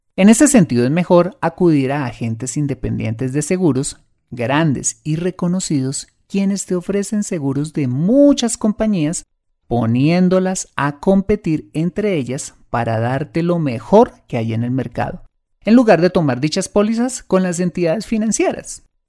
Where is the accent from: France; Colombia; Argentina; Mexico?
Colombia; en mi país